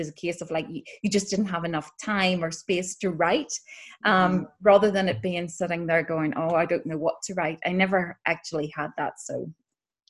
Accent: Northern Ireland, United Kingdom; moved away; growing up in Northern Ireland

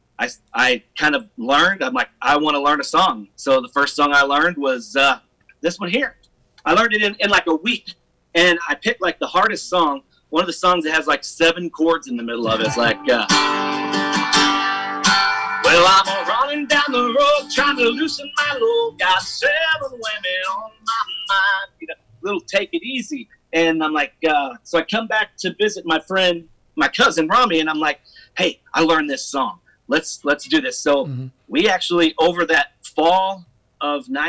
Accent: Grafton, Illinois, United States; moved away; also born or lived in Nashville, Tennessee; I grew up in Grafton

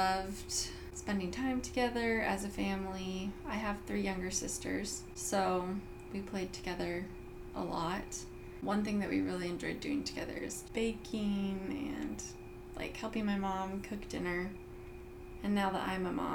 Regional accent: Burbank, California, United States; also born or lived in Payson, Utah; we lived with my dad's parents in Burbank, California. And that's where my parents ended up finding a house to rent. And then eventually they bought the house. And so that's where I grew up my whole life

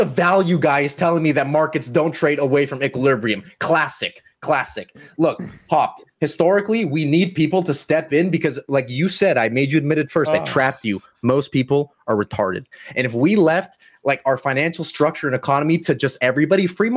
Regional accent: Canada; I'm Canadian

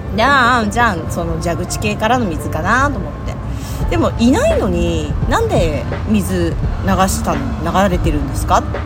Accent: Hokkaido, Japan; 私道民からしたら

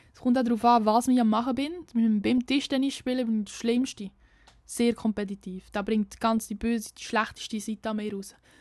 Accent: near Lucerne, Aargau, Switzerland; accent: slightly Lucerne-tinged Swiss German; komme aus dem Aargau. Das erklärt mein Dialekt, aber der ist eigentlich ziemlich klar. Ähm, ich komme aus der Nähe von Luzern, also ein bisschen luzernerisch angehaucht. Aber ja, ich komme aus einem Kaff, aus einem Dorf, mein ganzes Leben schon

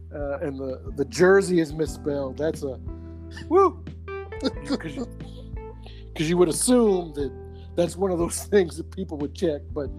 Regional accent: Kentucky, United States; I'm from Kentucky.

